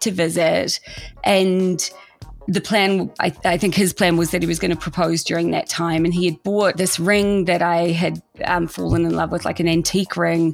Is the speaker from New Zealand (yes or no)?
yes; New Zealand; moved away as an adult; I'm from New Zealand and was not planning on staying in the States after university.